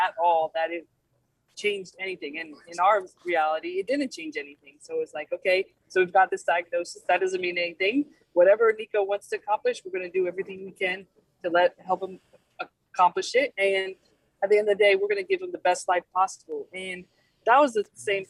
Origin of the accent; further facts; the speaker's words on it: Georgia, United States; I actually grew up in Georgia, spent most of my life there, which is not a cold weather state